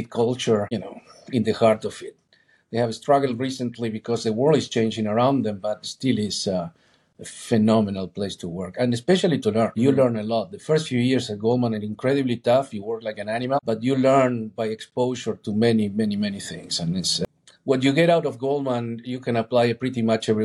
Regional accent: Argentina; moved away; I'm originally from Argentina

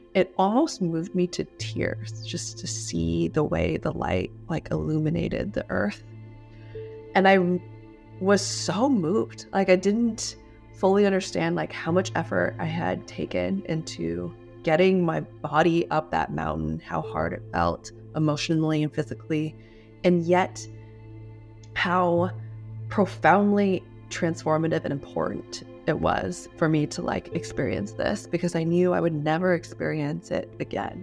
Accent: Washington, United States; also born or lived in Los Angeles, California; I grew up in Washington State, but I was born in L

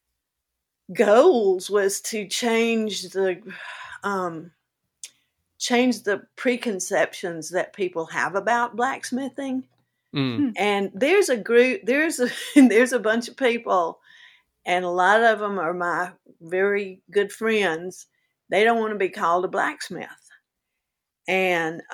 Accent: the South, United States; accent: Southern; I have my Southern accent

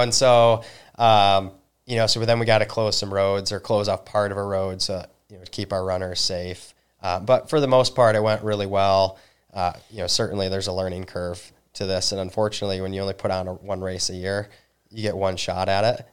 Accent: Northern Michigan, United States; also born or lived in New Zealand; I'm originally from Northern Michigan

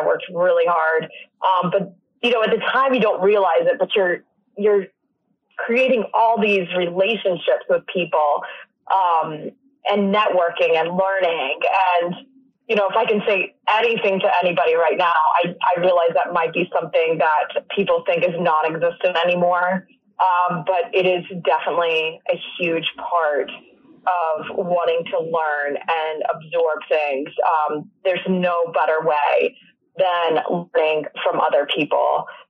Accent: North Carolina, United States; also born or lived in California, United States; I was born in California, then ended up in Eastern North Carolina. Started taking lessons in Newport. A little shout out to Havelock, North Carolina.

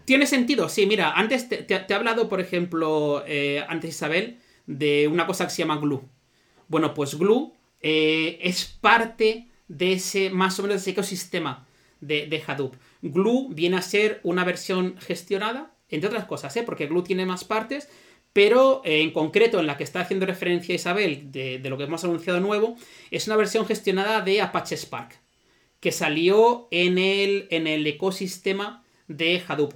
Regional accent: Zaragoza, Aragon, Spain; Zaragoza, la ciudad de donde soy

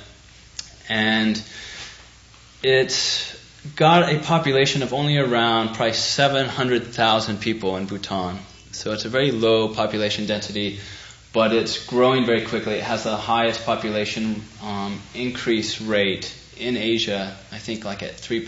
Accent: United States; being an American overseas

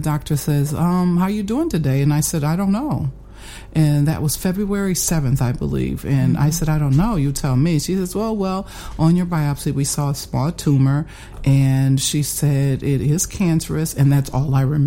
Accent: Fort Wayne, Indiana, United States; Born and raised in Fort Wayne, attended Elmhurst High School

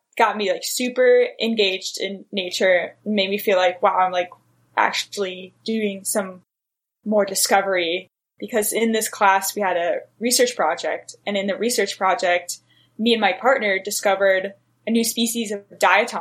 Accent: San Diego, California, United States; I grew up in San Diego next to the ocean

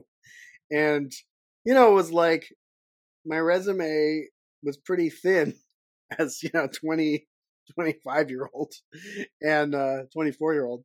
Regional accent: Boston, Massachusetts, United States; moved away as an adult; also born or lived in California; I grew up on the East Coast. I was born in Boston

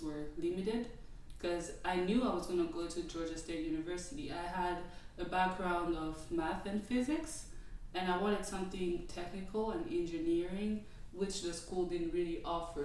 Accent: DR Congo; moved away as an adult; now in Atlanta, United States; I'm Congolese. I'm from the Democratic Republic of Congo, born and raised. I moved to the U.S. in 2014 to pursue higher education

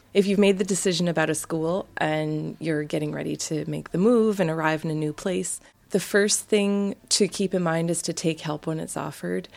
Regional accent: Canada; moved away as an adult; being from a big country like Canada is my family's so spread out

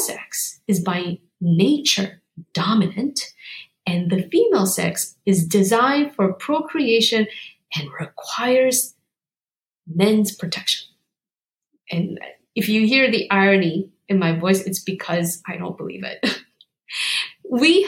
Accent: South Korea; moved away; I was born in South Korea

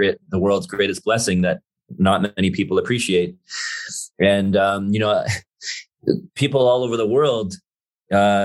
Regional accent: Toronto, Ontario, Canada; moved away as an adult; now in Vancouver, Canada; I grew up in Toronto for 35 plus years.

